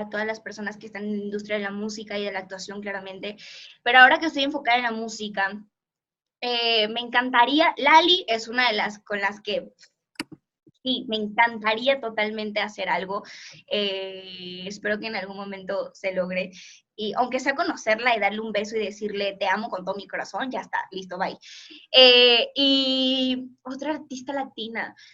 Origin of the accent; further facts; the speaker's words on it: Portugal; Spanish is a second language; mi español es muy malo, la verdad es que soy portuguesa